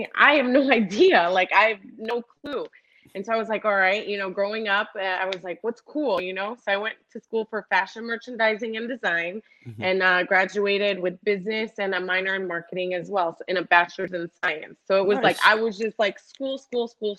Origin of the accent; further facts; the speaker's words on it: Cleveland, Ohio, United States; I was born and raised in Cleveland, Ohio